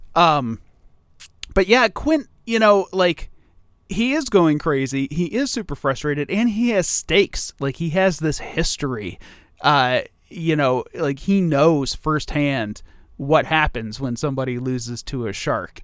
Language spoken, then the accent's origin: English; Toledo, Ohio, United States; I grew up in Toledo